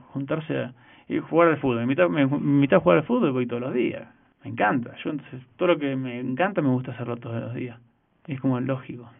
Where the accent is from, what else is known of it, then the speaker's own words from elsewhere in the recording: Argentina; now in Mexico; nosotros somos por ahí muy muy vehementes los argentinos